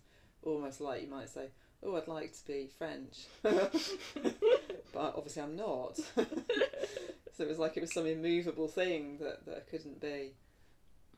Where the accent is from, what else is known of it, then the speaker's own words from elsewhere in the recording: United Kingdom; moved away as an adult; also born or lived in the Midlands; I grew up in the Midlands to start off with, till I was nine, different places. And then my mum and dad moved down to south of London. So I lived there till I was 18